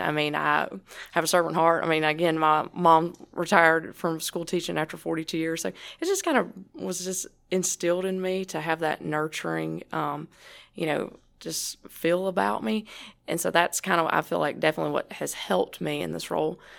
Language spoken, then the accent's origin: English; United States; my hometown, even though it's only five hundred fifty people, no stoplight